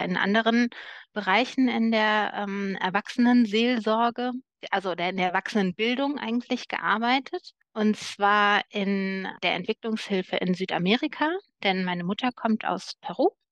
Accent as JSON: {"language": "German", "town": "Cologne", "region": "North Rhine-Westphalia", "country": "Germany", "tie": "born or raised there", "said": "Köln ist meine Heimatstadt"}